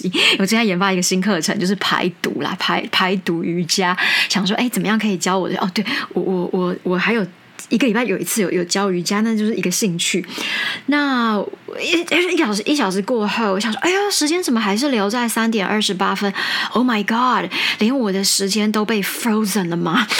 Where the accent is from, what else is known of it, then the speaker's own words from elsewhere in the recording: United States; 其实主要是因为我们都是美国人在在校对这些东西，主笔者当然是我，所以会比较是一个美国人的思路